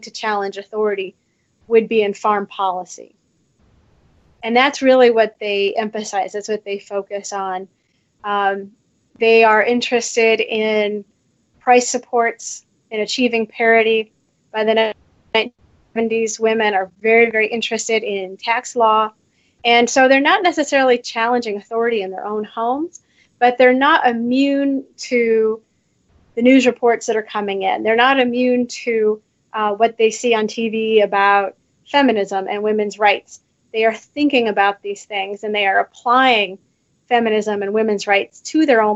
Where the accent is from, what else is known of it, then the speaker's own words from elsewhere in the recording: Council Bluffs, Iowa, United States; I grew up in Council Bluffs, Iowa